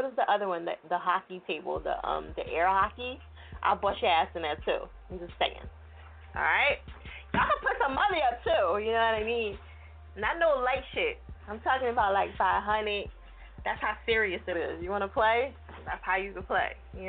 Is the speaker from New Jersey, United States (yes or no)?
yes; New Jersey, United States; now in Philadelphia, United States; We say South Jersey. It don't matter. Like, it's all love.